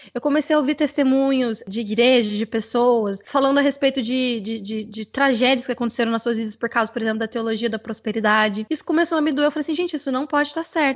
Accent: Goiânia, Goiás, Brazil; moved away as an adult; now in Atlanta, United States; a sede é em Goiânia, que é a minha cidade natal

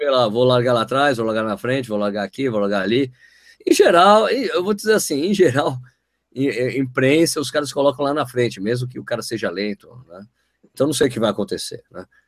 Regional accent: São Paulo, Brazil; moved away as an adult; also born or lived in São Bernardo do Campo; now in Jundiaí, Brazil; eu sou paulistano, né? Moro em Jundiaí há 13 anos

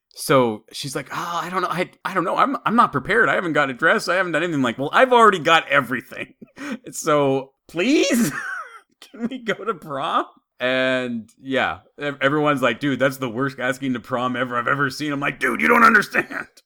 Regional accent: Idaho, United States; When I was growing up in Idaho

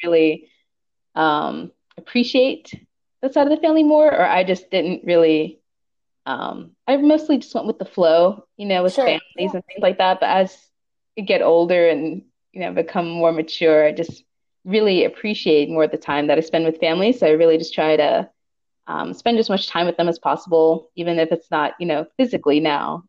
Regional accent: Pittsburgh, Pennsylvania, United States; now in Los Angeles, United States; I'm originally from Pittsburgh, Pennsylvania

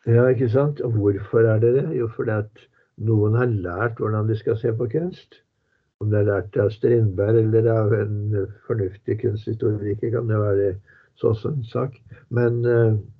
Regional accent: Norway; vi er norsk

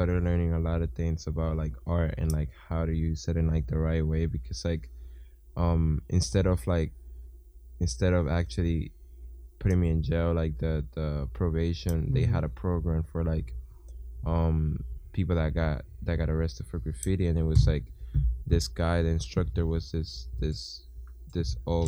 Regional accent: Dominican Republic; I'm from the Dominican Republic

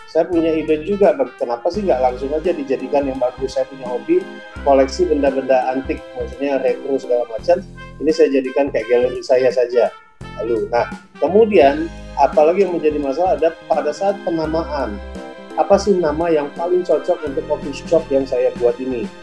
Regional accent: Aceh, Indonesia; Jadi karena saya merasa saya dari Aceh, tentunya saya harus kopi Aceh itu yang paling enak

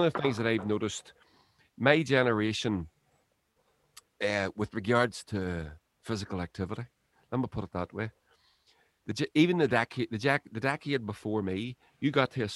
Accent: Lurgan, Northern Ireland, United Kingdom; I was raised here in North Lurgan

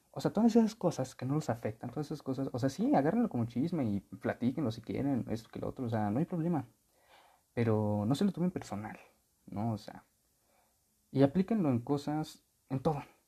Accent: Texcoco, State of Mexico, Mexico; originaria de aquí en mi pueblo, de Texcoco

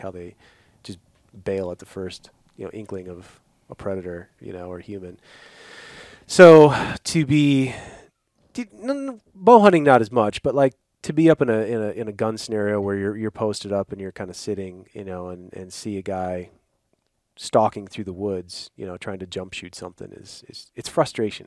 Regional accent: Midwest, United States; growing up in the Midwest

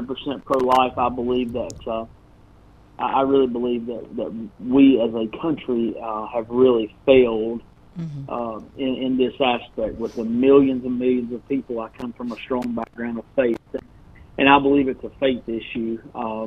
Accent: Kings Mountain, North Carolina, United States; It has been my hometown, and I still call it my hometown now

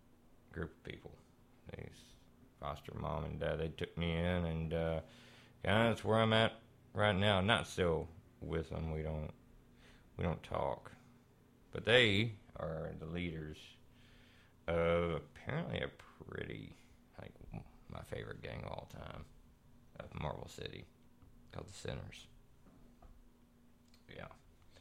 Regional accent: Texarkana, United States; born there; I was born down around Texarkana kind of area, right? So, yeah, somewhere around in there.

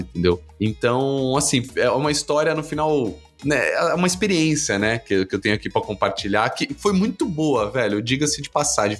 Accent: Guarulhos, São Paulo, Brazil; Eu sou de Guarulhos, sou um guarulhense, né? Nascido, criado, amo a cidade.

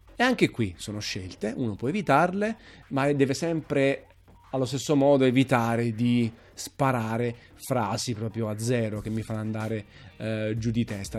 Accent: Naples, Campania, Italy; sono napoletano. Eh, sono tifosissimo nel Napoli, innamorato della mia città

